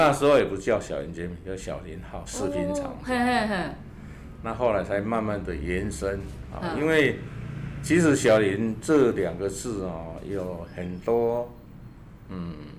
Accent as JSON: {"language": "Chinese", "town": "Dajia", "region": "Taichung", "country": "Taiwan", "tie": "born or raised there", "also_born_or_lived": "Qingshui, Taichung / Ruifang", "said": "那其实我们是，嗯，土生土长一直在台中，"}